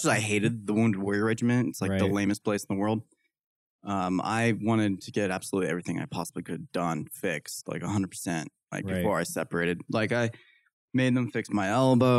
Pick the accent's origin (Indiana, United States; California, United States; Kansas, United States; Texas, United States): Kansas, United States; moved away as an adult; now in Utah, United States; go back to Kansas. Not right. Love my home state.